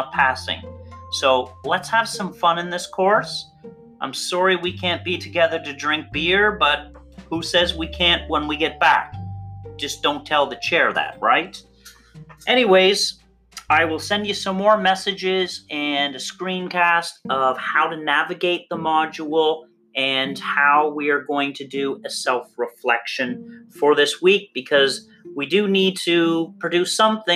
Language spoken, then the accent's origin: English; Canada; our glorious beer-drinking nation